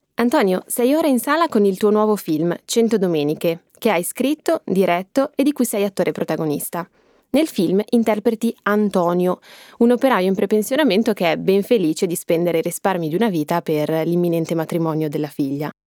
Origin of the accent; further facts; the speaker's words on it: Milan, Lombardy, Italy; da milanese